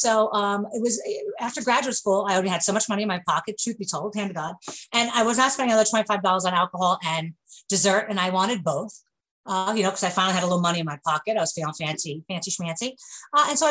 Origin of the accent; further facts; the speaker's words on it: New York, United States; accent: New York; moved away as an adult; now in Kentucky, United States; I'm from New York, as you can tell from my accent